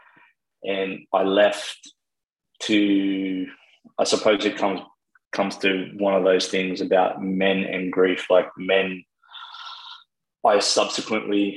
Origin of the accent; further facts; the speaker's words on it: Sydney, New South Wales, Australia; also born or lived in Wagga Wagga, New South Wales / regional Victoria; I was born in Wagga, and then I did some of my growing up in regional Victoria, and then when I was still very little, we moved to Sydney